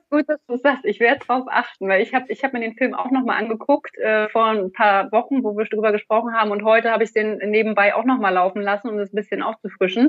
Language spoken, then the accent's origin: German; Rostock, Mecklenburg-Vorpommern, Germany; Ich bin aus Rostock